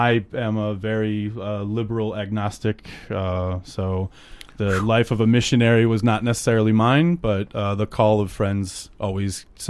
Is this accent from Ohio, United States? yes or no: yes; Cleveland, Ohio, United States; I grew up in Cleveland. I went to college in Alabama.